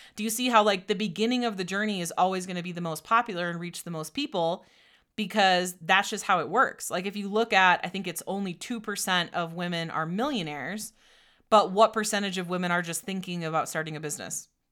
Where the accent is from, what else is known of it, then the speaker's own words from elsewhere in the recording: Door County, Wisconsin, United States; also born or lived in Menomonie, Wisconsin; I grew up in Door County, Wisconsin